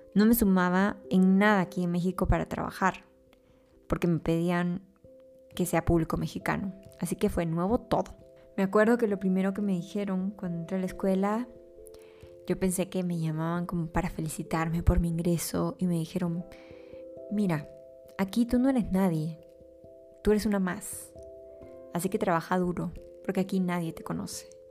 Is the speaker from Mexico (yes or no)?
no; Peru; mi país